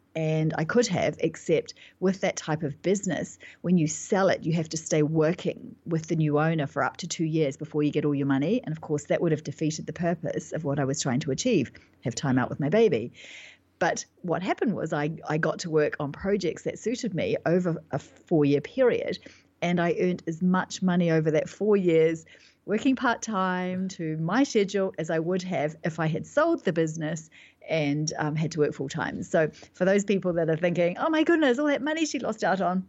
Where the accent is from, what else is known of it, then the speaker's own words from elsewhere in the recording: New Zealand; moved away as an adult; now in London, United Kingdom; I live in London, but I'm actually from New Zealand, and, and I've been living in, in London for the last, uh, ten years approximately